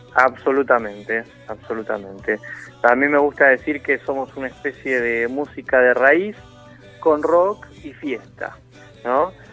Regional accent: Buenos Aires, Argentina; somos todos porteños

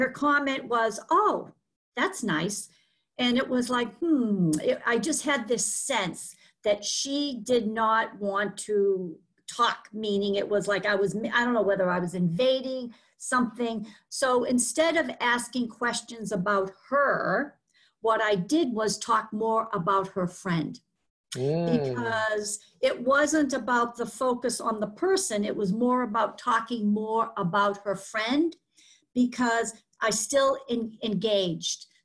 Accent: Boston, Massachusetts, United States; accent: Boston; my Boston accent

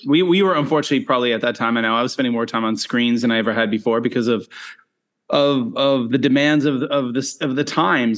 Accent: Nova Scotia, Canada; moved away as an adult; also born or lived in South Korea / Japan / China; now in Penang, Malaysia; I grew up in Eastern Canada, Nova Scotia

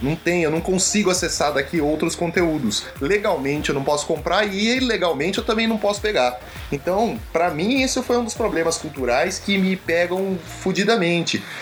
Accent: Brazil; moved away; o que eu mais sinto falta do Brasil, eu acho que são, são os amigos

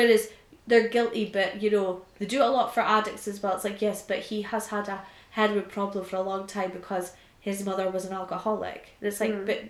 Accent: Scotland, United Kingdom; I am Scottish

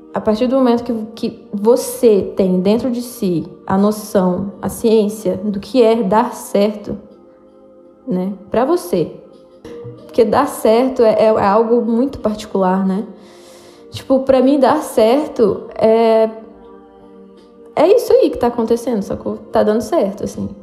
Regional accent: Juiz de Fora, Minas Gerais, Brazil; now in São Paulo, Brazil; eu sou de Juiz de Fora, uma cidade de Minas Gerais

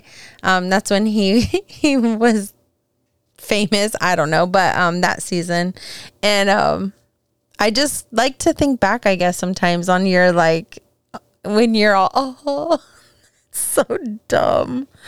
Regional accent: Southern California, United States; growing up in SoCal

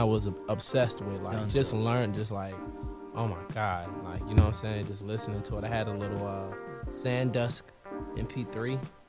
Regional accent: Maryland, United States; also born or lived in North Carolina; I was born in North Carolina. All my family lived there. But I moved to Maryland.

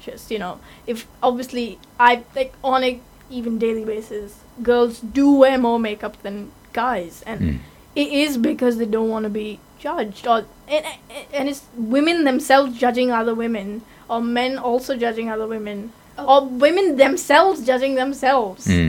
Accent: India; being an Indian

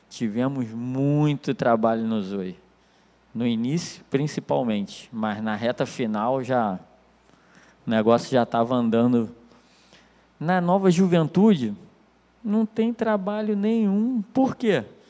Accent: Nilópolis, Rio de Janeiro, Brazil; Eu sou de Nilópolis, cara. É complicado. É, é brabo, Baixada Fluminense. E de uma rua assim que é considerada uma das piores ruas do município

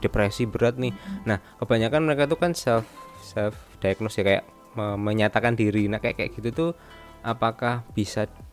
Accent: Surakarta, Central Java, Indonesia; Fendi ini adalah temanku waktu SMP di, di Solo

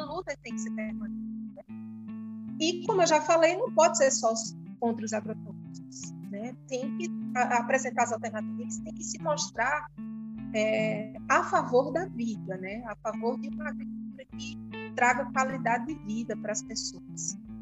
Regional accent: Campina Grande, Paraíba, Brazil; Sou de Campina Grande, Paraíba. É, minha vida toda em Campina Grande, só morei pouquíssimo tempo fora.

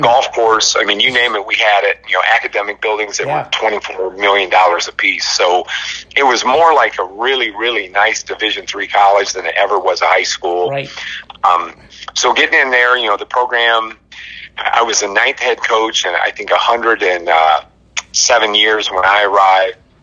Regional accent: Albion, Michigan, United States; I grew up in Albion, Michigan, on a uh, horse farm

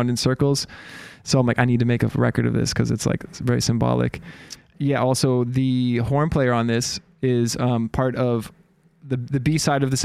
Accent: Portland, Oregon, United States; I'm American.

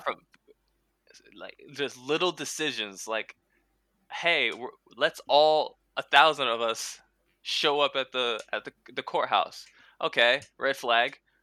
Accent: San Diego, California, United States; moved away; also born or lived in Louisiana; I'm from San Diego

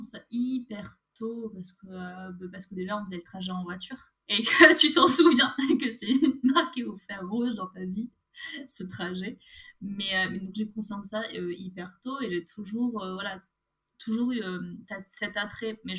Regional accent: France; En France.

